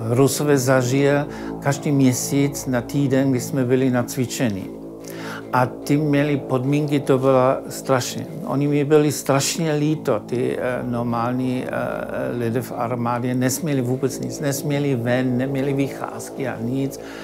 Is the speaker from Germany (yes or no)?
yes; Berlin, Germany; Czech is a second language; moved away as an adult; also born or lived in Leipzig, Germany; now in Czech Republic; Já jsem eh, se narodil a žil v Berlíně